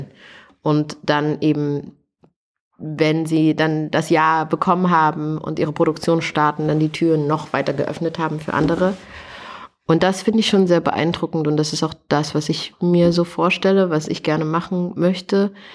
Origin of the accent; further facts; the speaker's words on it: Thuringia, Germany; moved away; also born or lived in Canada; ich komme aus Thüringen, also in meiner Heimat